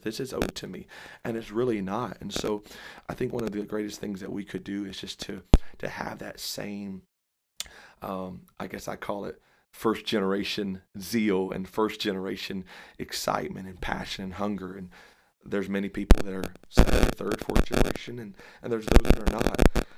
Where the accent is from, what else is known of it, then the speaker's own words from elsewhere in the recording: Dallas, Texas, United States; I say Dallas, and, uh, I claim Dallas. And so, born and raised there